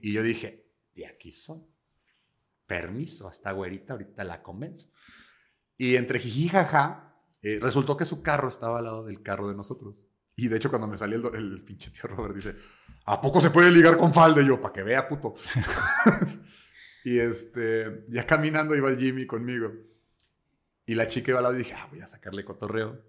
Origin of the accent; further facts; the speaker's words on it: Mexico; yo soy italiano-mexicano